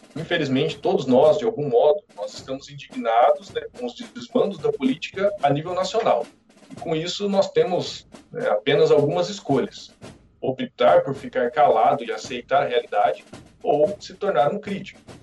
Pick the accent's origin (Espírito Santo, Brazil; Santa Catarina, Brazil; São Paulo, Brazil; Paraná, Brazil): Paraná, Brazil; Ivaiporã; moved away as an adult; now in Cândido de Abreu, Brazil; sou natural da cidade de Ivaiporã, próxima aqui ao nosso querido município de Cândido de Abreu